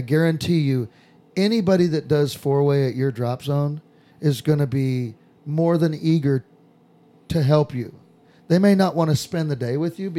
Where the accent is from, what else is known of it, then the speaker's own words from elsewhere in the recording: Southern California, United States; moved away; I'm from Southern California